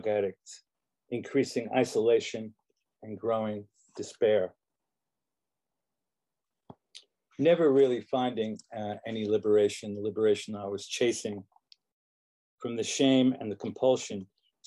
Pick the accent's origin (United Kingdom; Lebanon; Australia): United Kingdom; London; now in United States; So in London, England, where I grew up, I was born in this country, but I grew up in London